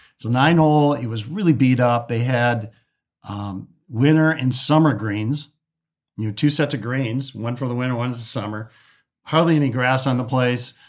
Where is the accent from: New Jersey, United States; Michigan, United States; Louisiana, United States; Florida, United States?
Michigan, United States; Detroit; I'm from Detroit.